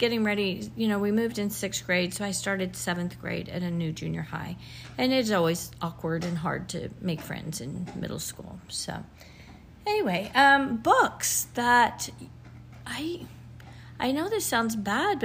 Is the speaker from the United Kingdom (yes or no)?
no; Lubbock, Texas, United States; also born or lived in Whiteface, Texas; I grew up in Lubbock, Texas. My family moved there when I was 3